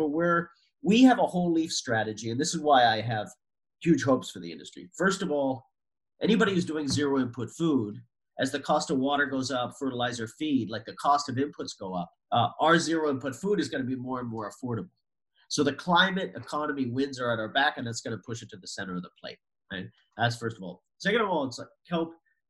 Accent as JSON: {"language": "English", "region": "New England", "country": "United States", "said": "I'm from the East Coast and New England now"}